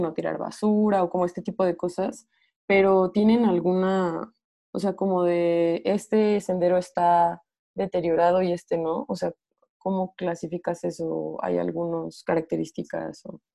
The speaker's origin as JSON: {"language": "Spanish", "town": "Morelia", "region": "Michoacán", "country": "Mexico", "said": "yo soy de Morelia, que es un valle"}